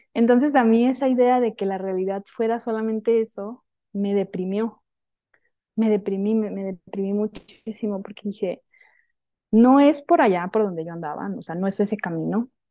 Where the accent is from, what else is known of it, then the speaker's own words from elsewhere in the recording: Hermosillo, Sonora, Mexico; moved away as an adult; now in Mexico City, Mexico; yo soy de Sonora, ¿no? Mm, nací en Sonora, en el norte de México, en Hermosillo